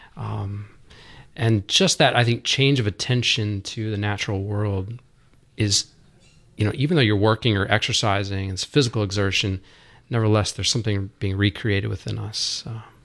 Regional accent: Roswell, Georgia, United States; also born or lived in Dallas; now in Dahlonega, United States; Growing up around Roswell, um, my uncle he taught us how to fly fish.

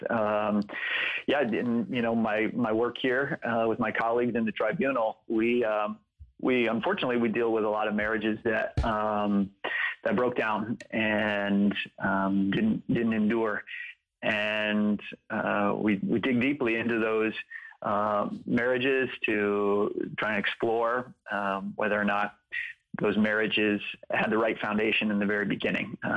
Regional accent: Atlanta, Georgia, United States; also born or lived in West Coast / New York; I was born out on the West Coast. We lived in upstate New York for a little while. We ultimately moved to Atlanta.

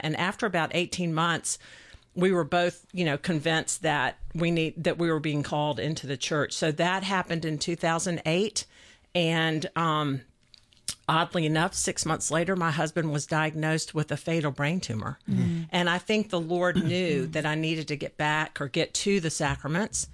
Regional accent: Atlanta, Georgia, United States; I was raised here in Atlanta.

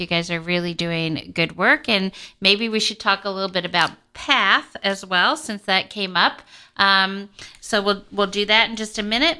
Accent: Kansas City, Missouri, United States; I come from Kansas City.

